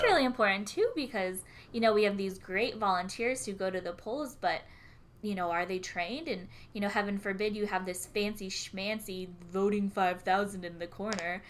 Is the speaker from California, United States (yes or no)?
yes; California, United States; I'm a California native